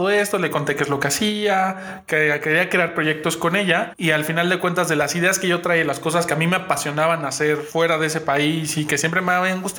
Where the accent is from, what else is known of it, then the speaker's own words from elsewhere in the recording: Mexico; Oye, soy mexicano